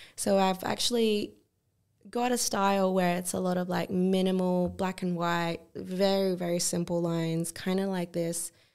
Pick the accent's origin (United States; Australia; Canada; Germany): Australia; growing up in Australia